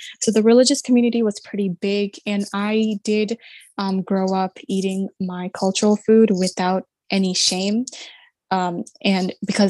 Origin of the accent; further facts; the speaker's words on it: London, Ontario, Canada; I'm from Canada, specifically from a town called London, Ontario, and my family background is from India and Pakistan.